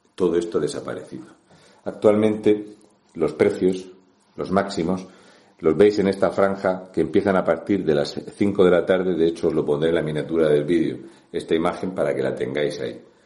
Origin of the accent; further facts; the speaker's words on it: Region of Murcia, Spain; un murciano encabronado